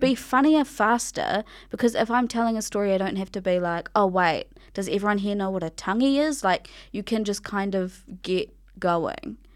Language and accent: English; Ngāti Kahu ki Whangaroa, Northland, New Zealand; I'm from Ngāti Kahu Ki Whangaroa